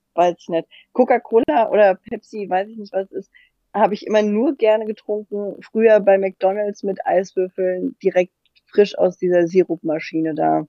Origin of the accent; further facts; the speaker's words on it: Hesse, Germany; accent: Hessian; wegen meinem hessischen hessischen Dialekt